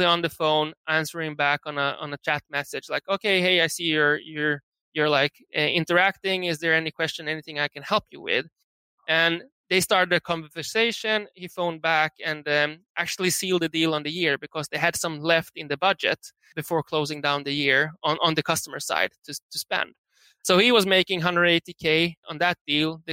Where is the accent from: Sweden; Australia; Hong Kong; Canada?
Sweden; moved away as an adult; also born or lived in San Francisco; we are from Sweden, living in San Francisco back then